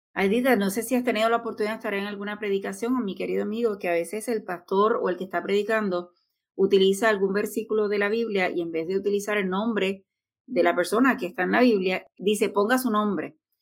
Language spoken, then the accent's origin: Spanish; Puerto Rico; Aidita y yo somos de Puerto Rico